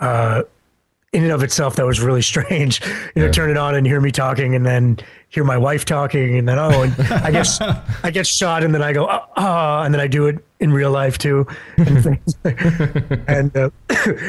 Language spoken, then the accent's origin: English; Canada